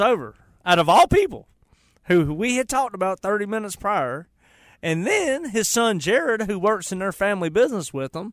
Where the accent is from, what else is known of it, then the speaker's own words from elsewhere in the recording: Charlotte, North Carolina, United States; I went to Harding High School. I grew up on the west side.